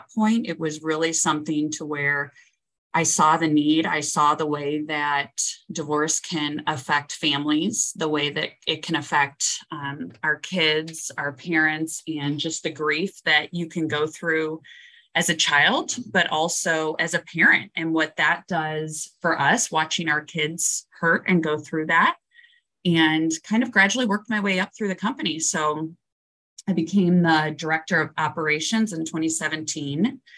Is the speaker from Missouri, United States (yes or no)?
yes; St. Louis, Missouri, United States; I was born and raised in St. Louis, grew up in St. Louis Hills